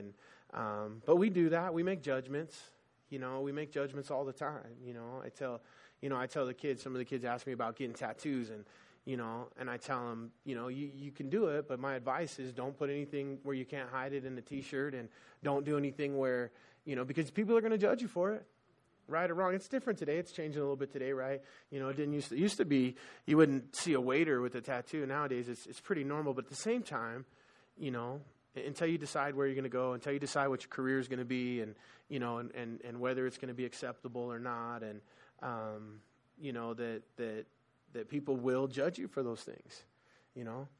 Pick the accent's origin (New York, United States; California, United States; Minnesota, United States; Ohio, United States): California, United States; where I grew up in Southern California